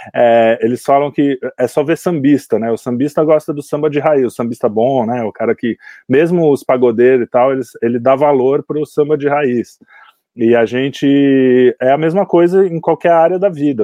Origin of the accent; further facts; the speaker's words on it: Santos, São Paulo, Brazil; eu sou de Santos